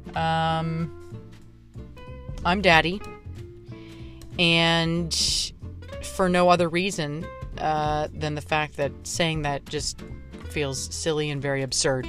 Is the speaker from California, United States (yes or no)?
no; Pittsburgh, Pennsylvania, United States; my hometown of Pittsburgh